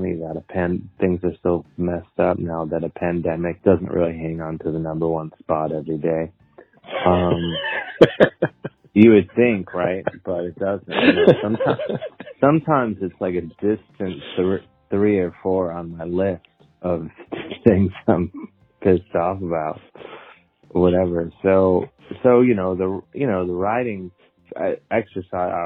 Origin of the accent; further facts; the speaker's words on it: Cleveland, Ohio, United States; now in New York City, United States; I live in New York City. I'm from Cleveland, Ohio